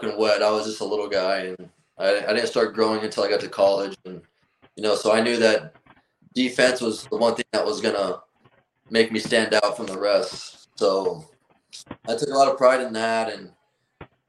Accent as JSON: {"language": "English", "town": "Miami", "region": "Florida", "country": "United States", "said": "I'm from Miami, Florida. I have a Cuban background"}